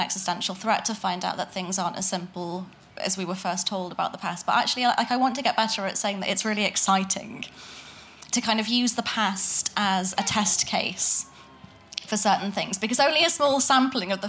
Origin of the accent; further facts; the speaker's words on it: Manchester, North West England, United Kingdom; I'm from Manchester